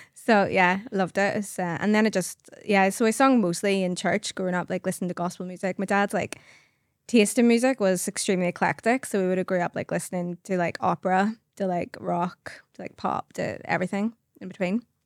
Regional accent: Carnmoney, just outside Belfast, Northern Ireland, United Kingdom; I come from Carmine, just outside Belfast. And, um, yeah, it was lovely wee childhood. I loved living in Carmine

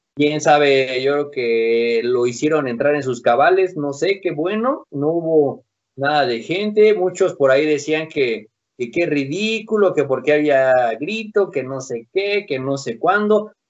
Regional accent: Mexico; somos mexicanos

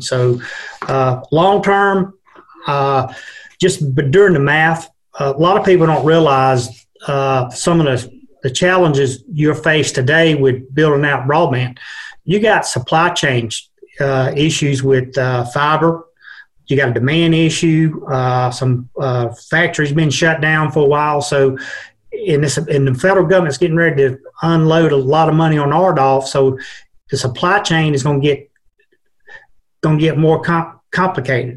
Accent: Georgia, United States; moved away as an adult; now in Virginia, United States; I'm from Georgia, uh, moved up here a little over a year

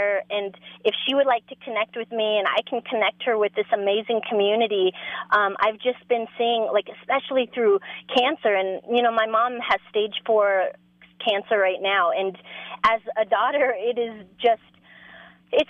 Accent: Denver, Colorado, United States; I'm from Denver

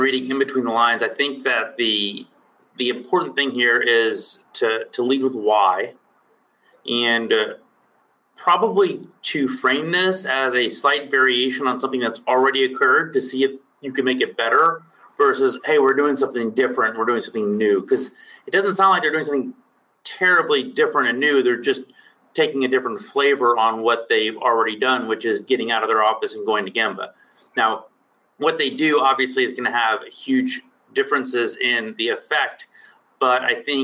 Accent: Texas, United States; Texas, born and raised. Still here

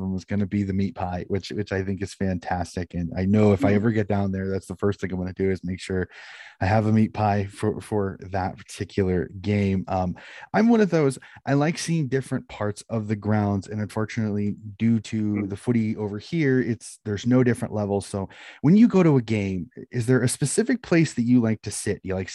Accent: United States; being an American

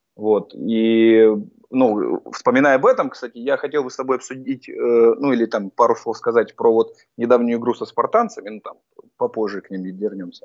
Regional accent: Voronezh, Voronezh Oblast, Russia; moved away as an adult; now in Krasnodar, Russia; когда жил в Воронеже, сам я просто из Воронежа, а переехал в Краснодар в 2015 году

